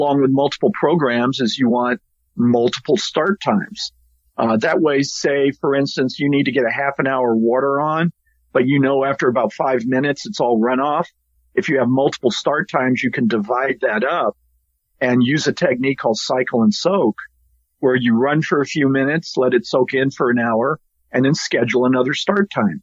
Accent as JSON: {"language": "English", "region": "South Carolina", "country": "United States", "tie": "born or raised there", "moved": "yes", "lives_now": "California, United States", "said": "I grew up in South Carolina, and it rains all through the year"}